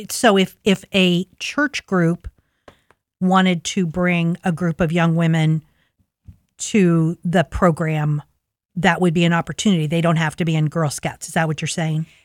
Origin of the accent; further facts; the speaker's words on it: Linden, United States; as I said, I grew up in Linden in in the 50s and 60s and we didn't have any resources.